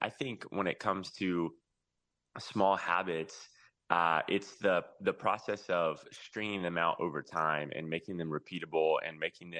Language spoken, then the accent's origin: English; Plant City, Florida, United States; The strawberry capital of the world, actually, is Plant City, Florida, where I grew up.